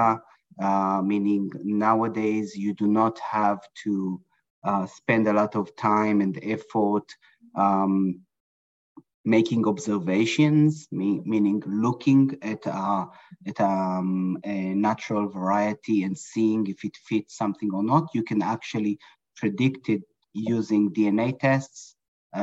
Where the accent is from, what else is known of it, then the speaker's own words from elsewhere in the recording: Israel; moved away as an adult; now in Brooklyn, New York, United States; I was born and raised in Israel in a kibbutz, in a dairy farm, close to agriculture.